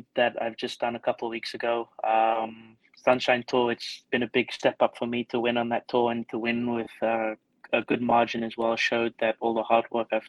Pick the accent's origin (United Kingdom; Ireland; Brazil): United Kingdom; Scotland; also born or lived in Stellenbosch, South Africa; Well, I was born here in South Africa in Stellenbosch, but when I was 8 years old, I moved over to the UK. So we actually moved to Scotland.